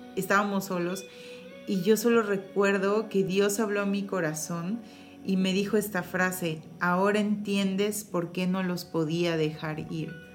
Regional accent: Mexico; Como mamás mexicanas

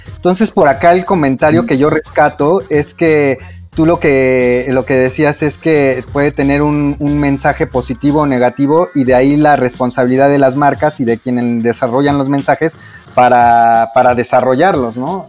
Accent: Mexico; como mexicanos

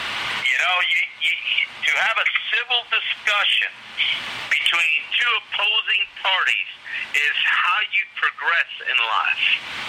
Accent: Yonkers, New York, United States; I'm from Yonkers.

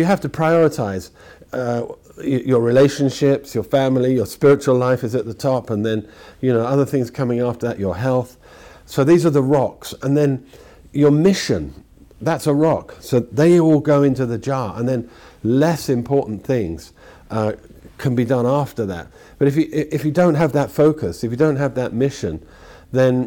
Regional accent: London, United Kingdom; I was brought up in London

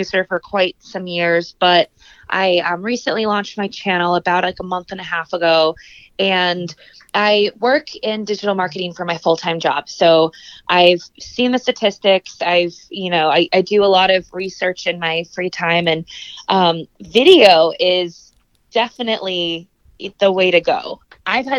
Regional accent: Indianapolis, Indiana, United States; also born or lived in East Coast / West Coast; I am originally from Indianapolis, born and raised

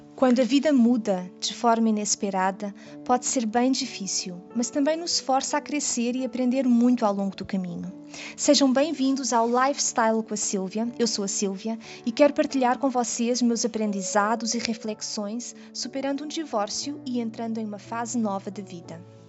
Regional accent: Portugal; now in Brazil; Eu sou portuguesa e eu moro no Brasil

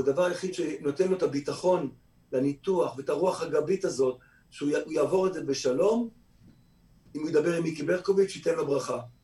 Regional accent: Kfar Saba, Central District, Israel; also born or lived in Tel Aviv; אני ישראלי שנולד בכפר סבא

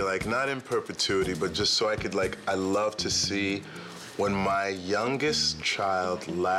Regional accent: Florida, United States; I was born and raised in Florida.

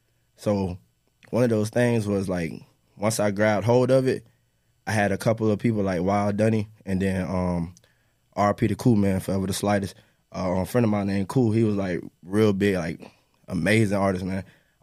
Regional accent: Eustis, Florida, United States; I'm from Eustis, Florida.

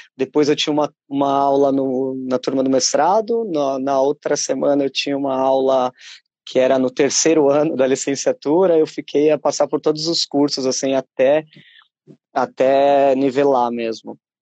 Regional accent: Brazil; moved away as an adult; now in Portugal; percebem o sotaque falam, ah, é, és brasileiro. Falo, Sim

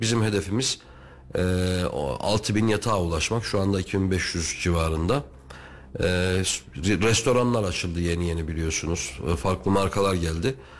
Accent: Kayseri, Kayseri Province, Turkey; also born or lived in Istanbul; ben Kayseriliyim doğuma büyüme.

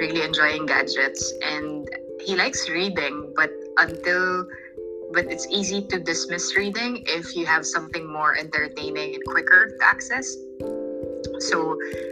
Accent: Philippines; I'm from the Philippines, and normally we celebrate Christmas Eve on the 24th

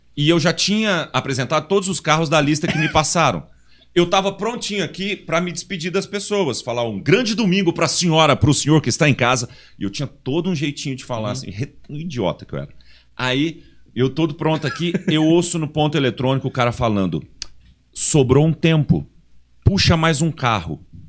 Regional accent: Goiás, Brazil; principalmente eu e o Chiquinho, que somos de Goiás

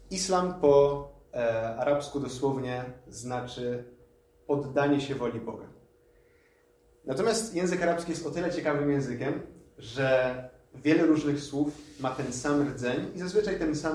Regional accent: Lublin, Lublin Voivodeship, Poland; moved away as an adult; also born or lived in Poznań; now in Wrocław, Poland; jestem w połowie Palestyńczykiem, w połowie Polakiem. Urodziłem się w Polsce, w Lublinie konkretnie, więc w sumie tak jestem z dość daleka. I tak jak już zostało powiedziane, jestem tutaj imamem we wrocławskim meczecie

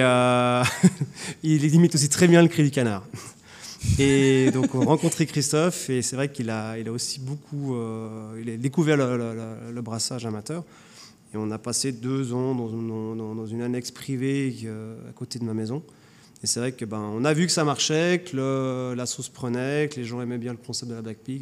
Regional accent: Geneva, Switzerland; moved away; Je suis genevois

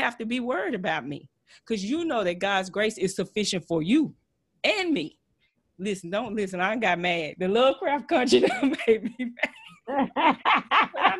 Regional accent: Texas, United States; accent: Texas twang; I know I'm a little country. I know I have a little Texas twang

